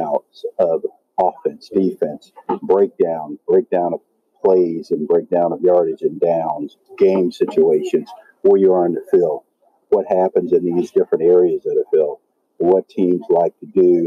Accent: Shreveport, Louisiana, United States; moved away; also born or lived in Pittsburgh; my hometown. It's like a breeding ground for athletes, Shreveport, Louisiana

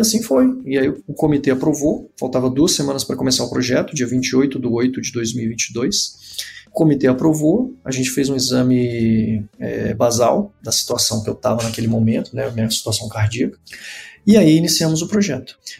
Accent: Brasília, Federal District, Brazil; sou natural de Brasília

